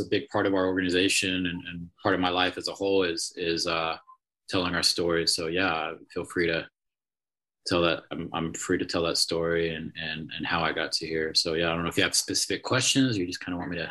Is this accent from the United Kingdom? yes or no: yes; England, United Kingdom; born there; moved away; I was born in England, uh, but uh, obviously don't have an accent anymore.